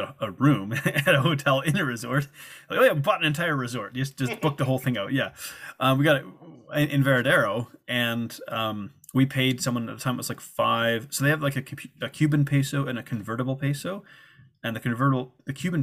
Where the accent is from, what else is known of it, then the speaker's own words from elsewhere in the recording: Canada; moved away as an adult; also born or lived in Guadalajara, Mexico / South Africa; I'm from Canada and it's part of North America